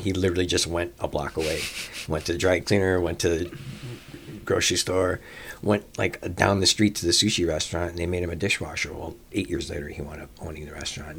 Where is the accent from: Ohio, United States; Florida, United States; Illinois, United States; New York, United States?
Illinois, United States; Chicago; I grew up in Rogers Park